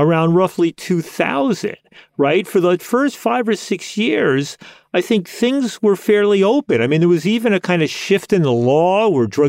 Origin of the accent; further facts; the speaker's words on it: United States; being an American